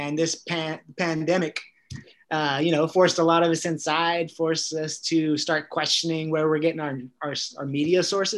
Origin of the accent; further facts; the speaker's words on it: Northern California, United States; I'm from California, also Northern California, but we're all California.